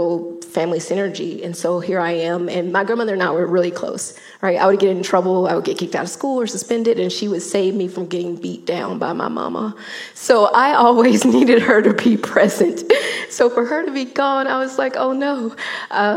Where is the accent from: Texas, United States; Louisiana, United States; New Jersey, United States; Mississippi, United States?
Mississippi, United States; growing up in Mississippi, that was pretty much my family legacy and story